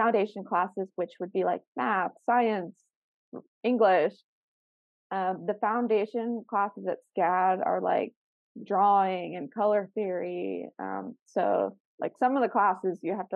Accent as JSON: {"language": "English", "region": "South Florida", "country": "United States", "tie": "born or raised there", "said": "I grew up in South Florida"}